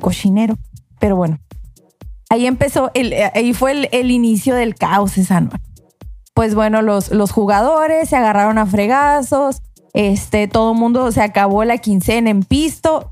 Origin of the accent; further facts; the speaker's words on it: Mexico; como buen mexicano